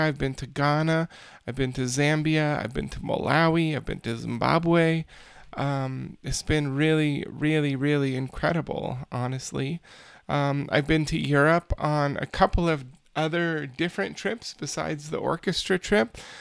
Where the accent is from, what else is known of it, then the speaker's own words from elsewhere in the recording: United States; as an American citizen